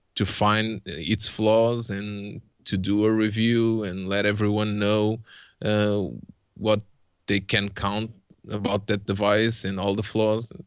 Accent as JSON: {"language": "English", "country": "Portugal", "second_language": "English", "said": "I'm Portuguese"}